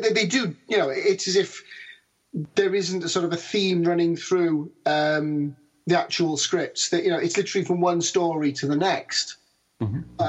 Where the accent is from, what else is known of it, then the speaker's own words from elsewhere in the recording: Australia; I'm Australian.